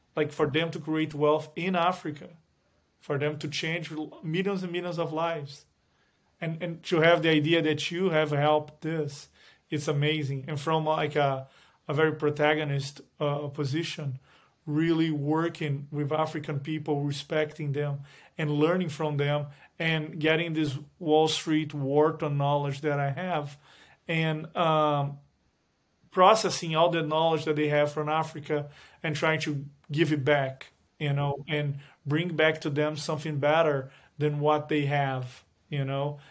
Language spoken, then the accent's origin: English; Brazil; moved away as an adult; now in United States; I was born in Brazil, went to law school in Brazil, then came to the U S